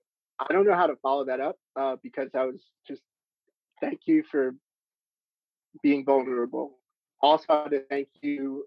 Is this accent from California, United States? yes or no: no; New York City, New York, United States; also born or lived in Poughkeepsie; I live in Harlem, I'm on the community board, do all that stuff, but I also went to school in Poughkeepsie, served on, you know, long story short, my world has been between Poughkeepsie and Harlem. And I was born in Harlem